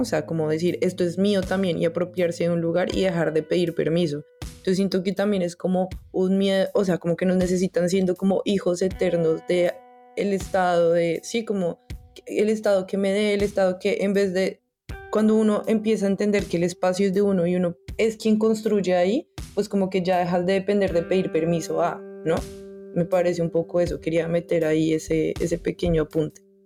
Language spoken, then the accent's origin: Spanish; Colombia; porque soy colombiano